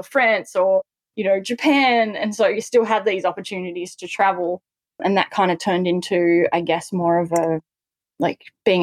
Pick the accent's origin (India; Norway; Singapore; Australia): Australia; Newcastle, New South Wales; I grew up in Newcastle on the Australian coast